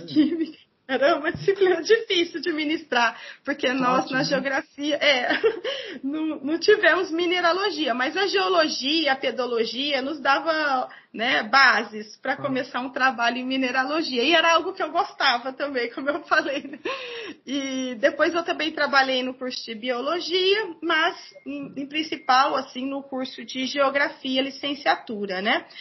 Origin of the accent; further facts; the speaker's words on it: Ribeirão Preto, São Paulo, Brazil; moved away; also born or lived in Ourinhos / Presidente Prudente; minha cidade natal, Ribeirão Preto, né, no interior de São Paulo